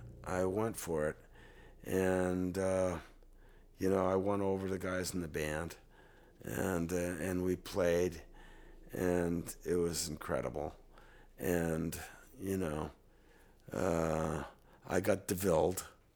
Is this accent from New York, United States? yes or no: yes; New York, United States; I thought they were great, you know, I'm from New York, right.